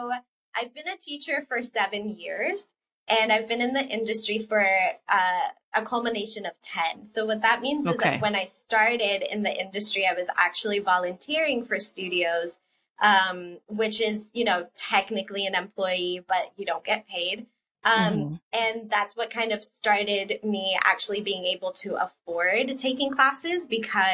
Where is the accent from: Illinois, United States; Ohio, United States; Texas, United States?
Illinois, United States; English is a second language; also born or lived in Puerto Rico / Ithaca, New York; when I was about 7 or 8, he moved the entire family to Illinois